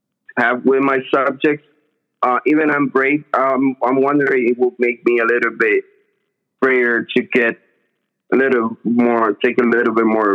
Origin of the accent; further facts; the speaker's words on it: Puerto Rico; I apply that when people ask me, just because I'm from Puerto Rico.